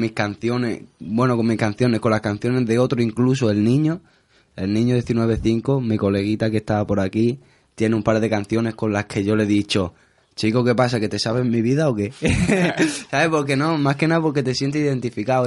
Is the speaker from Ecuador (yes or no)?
no; Spain; yo soy gitano, bueno, soy español